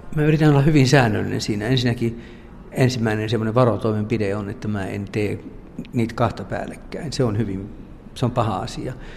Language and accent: Finnish; Finland; now in France